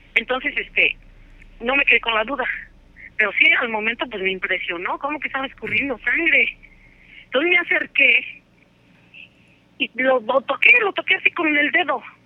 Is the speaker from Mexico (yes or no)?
yes; Atlixco, Puebla, Mexico; yo soy de Atlisco, Puebla